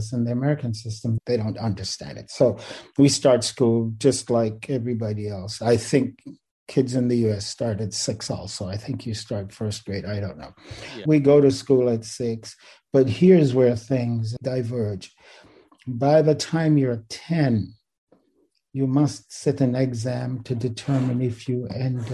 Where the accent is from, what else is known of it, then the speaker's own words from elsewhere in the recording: Kingston, Jamaica; also born or lived in Riverside, California / Vienna; now in Irvine, United States; I was born in Kingston, Jamaica. I'm one of six siblings